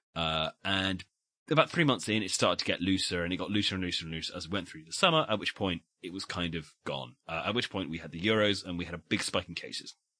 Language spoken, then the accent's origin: English; United Kingdom; we are British